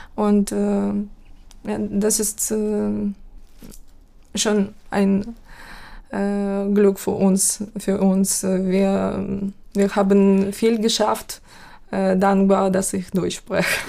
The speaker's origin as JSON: {"language": "German", "country": "Ukraine", "tie": "born or raised there", "second_language": "German", "moved": "as an adult", "lives_now": "Hamburg, Germany", "said": "meiner Heimatstadt. Mm, diese Stadt äh, befindet sich 50, ähm, mm, Kilometer, ja, 50 Kilometer entfernt von russischer Grenze"}